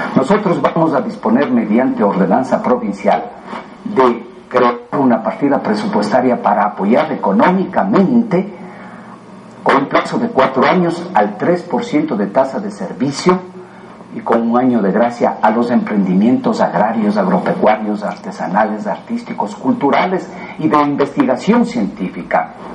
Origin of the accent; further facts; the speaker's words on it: Chambo, Chimborazo, Ecuador; cantonicé a mi pueblo de Chambo y fui el primer alcalde de Chambo